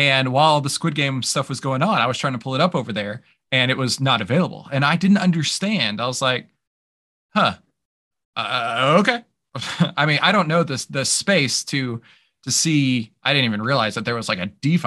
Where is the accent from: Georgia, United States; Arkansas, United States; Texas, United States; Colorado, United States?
Texas, United States; You can tell I'm from Texas.